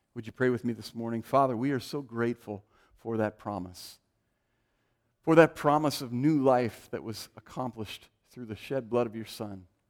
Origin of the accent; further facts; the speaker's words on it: Oregon, United States; also born or lived in California; we moved from California to Oregon when I was five